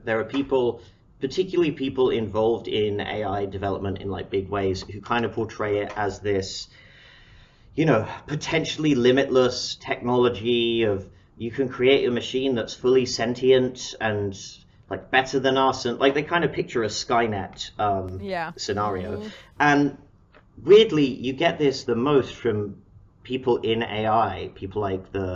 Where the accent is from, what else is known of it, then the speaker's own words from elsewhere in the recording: Harrow, London, United Kingdom; moved away as an adult; now in Seattle, United States; I'm from Harrow